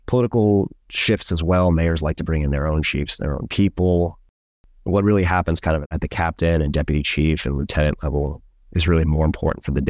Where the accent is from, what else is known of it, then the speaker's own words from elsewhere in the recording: Oakland, California, United States; I'm from West Oakland. I won't pick a fight, but I ain't running from none.